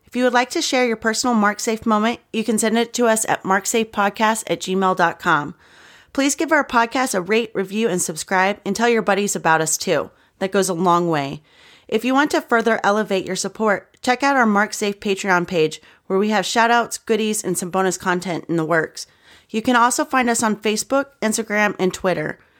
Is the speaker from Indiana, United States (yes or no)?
no; Kentucky, United States; Because I'm from Kentucky